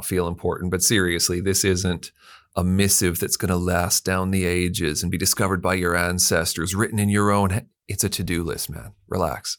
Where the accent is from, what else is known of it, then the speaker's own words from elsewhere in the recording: Canada; now in Perth, Australia; being Canadian